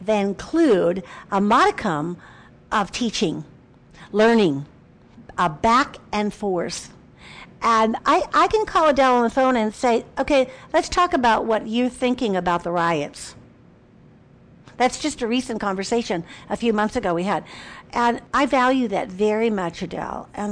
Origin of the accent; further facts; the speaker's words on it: Chicago, Illinois, United States; Chicago's my hometown.